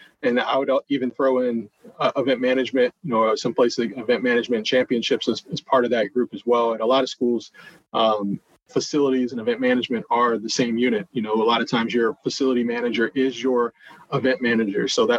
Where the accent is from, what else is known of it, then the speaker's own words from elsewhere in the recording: Ann Arbor, Michigan, United States; also born or lived in Detroit / Columbus, Ohio; You know, I'm a Midwest guy. So that's actually what led me to Northwestern. You know, I was born in Detroit, raised there for part of my life, raised in Ann Arbor, Michigan, for part of my life